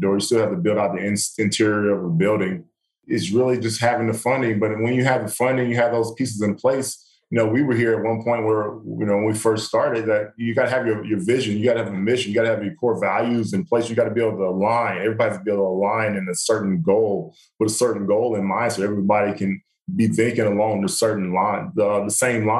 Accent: the South, United States; moved away; I grew up in the South.

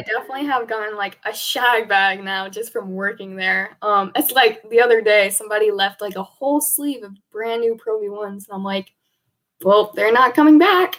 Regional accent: Warner Robins, Georgia, United States; moved away; originally, we're from Warner Robins, Georgia

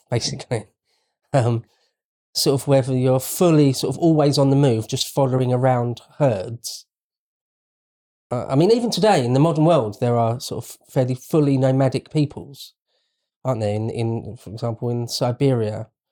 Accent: United Kingdom

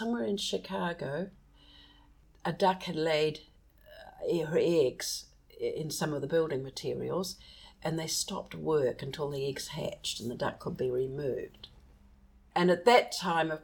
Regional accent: New Zealand; there was something inferior about being a Kiwi because we didn't appear in any of our books.

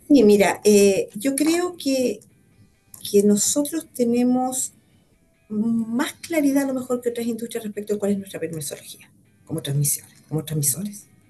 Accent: Santiago, Santiago Metropolitan Region, Chile; also born or lived in Calama / Constitución; yo soy santiaguina, y me gusta Santiago

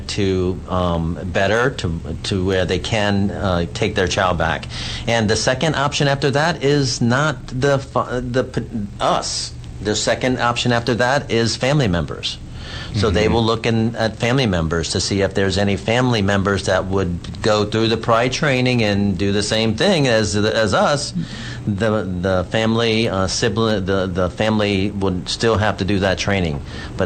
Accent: New Orleans, Louisiana, United States; now in Texas, United States; My sister lives here as well. We're from New Orleans

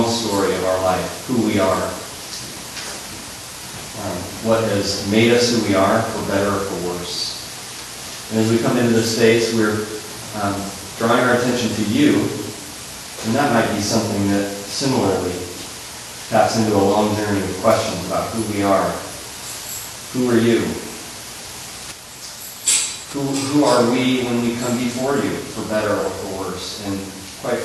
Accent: California, United States; growing up in California

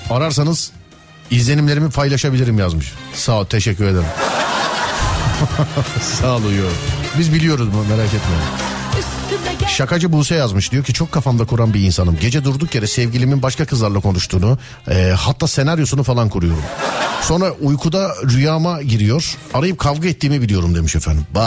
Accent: İzmit, Kocaeli, Turkey; Kocaeli İzmit.

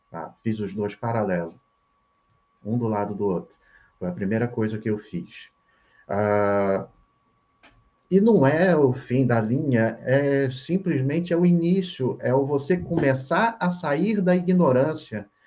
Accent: Rio de Janeiro, Brazil; moved away as an adult; now in Santa Catarina, Brazil; Eu sou hum. carioca, é, Rio de Janeiro. Eu tinha meu ateliê no Rio de Janeiro

